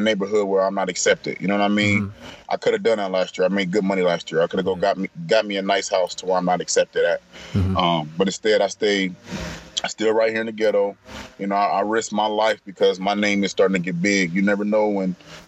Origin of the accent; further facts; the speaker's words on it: Topeka, Kansas, United States; We moved to Topeka, Kansas